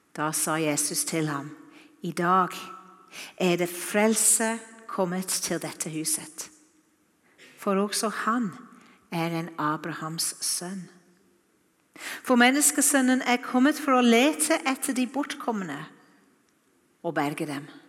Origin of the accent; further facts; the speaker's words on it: Wales, United Kingdom; Norwegian is a second language; now in Norway; Dere har sikkert hørt at jeg ikke er norsk. Jeg taler ikke akkurat som dere. Jeg kommer fra Wales